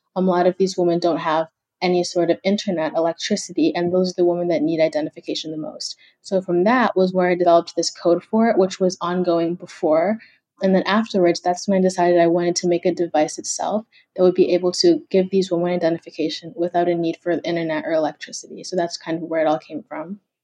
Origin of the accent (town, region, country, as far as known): Kenya; now in United States